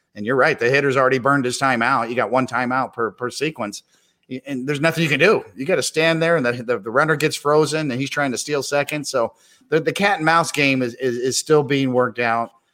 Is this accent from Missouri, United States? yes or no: yes; Kansas City, Missouri, United States; I grew up in Kansas City